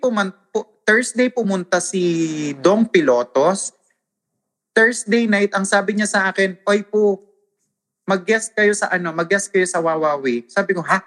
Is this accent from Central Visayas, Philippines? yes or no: no; Northern Samar, Eastern Visayas, Philippines; accent: Waray; ang accent ko is waray. Because I'm from Northern Samar